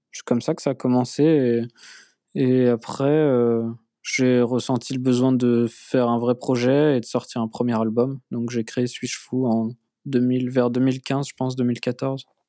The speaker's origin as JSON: {"language": "French", "town": "Nantes", "region": "Pays de la Loire", "country": "France", "tie": "born or raised there", "said": "je suis né à Nantes"}